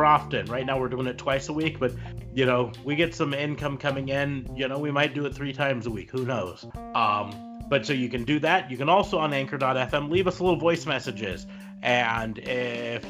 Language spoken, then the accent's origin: English; Nebraska, United States